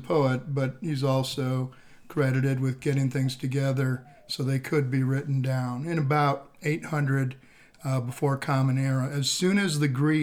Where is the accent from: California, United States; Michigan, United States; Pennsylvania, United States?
Michigan, United States; Jackson; also born or lived in Minneapolis, Minnesota; now in Austin, United States; I'm from Jackson, Michigan, originally. It's about 80 miles west of Detroit on I-94